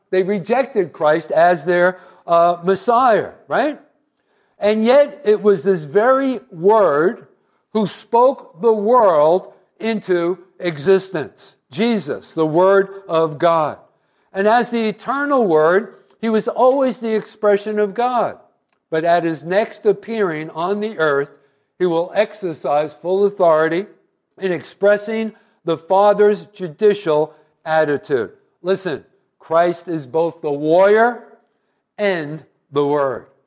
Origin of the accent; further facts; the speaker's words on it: New Jersey, United States; I was from New Jersey